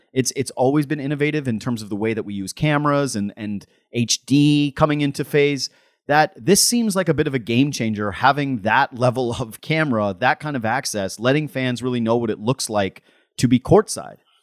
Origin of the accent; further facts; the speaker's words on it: Whitehorse, Yukon, Canada; moved away; I'm from Whitehorse, Yukon. I might be the worst Yukoner in the history of the Yukon